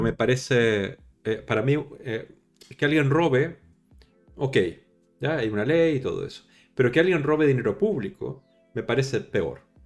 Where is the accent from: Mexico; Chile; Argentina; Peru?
Chile; yo soy chileno